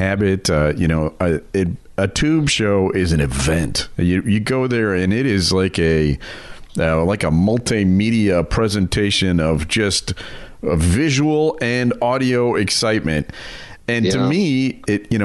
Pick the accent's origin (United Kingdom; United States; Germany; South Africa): Germany; moved away; I grew up in Germany